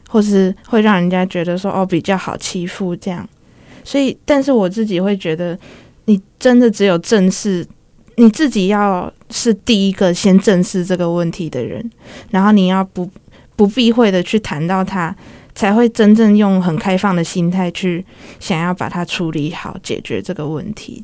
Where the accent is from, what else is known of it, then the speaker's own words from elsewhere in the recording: Changhua County, Taiwan; moved away as an adult; now in Taipei, Taiwan; 中部，算中，彰化那边